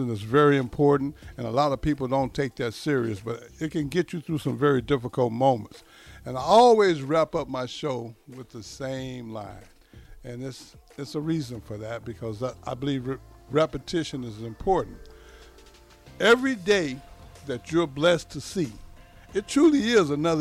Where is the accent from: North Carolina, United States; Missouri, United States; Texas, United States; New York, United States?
Texas, United States; moved away; also born or lived in Nebraska; I'm from Texas